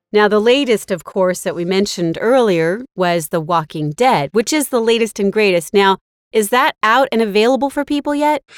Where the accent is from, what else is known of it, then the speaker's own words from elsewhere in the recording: the Bay Area, California, United States; also born or lived in Marin County; I grew up in the Bay Area